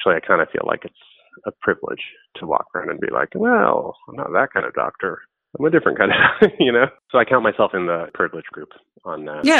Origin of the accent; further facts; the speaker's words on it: New York, United States; That's when I was, you know, a kid in mostly white neighborhood in Queens.